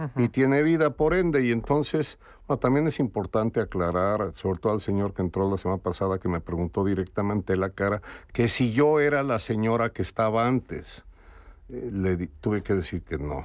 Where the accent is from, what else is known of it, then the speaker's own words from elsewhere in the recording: Mexico; now in Madrid, Spain; como mexicano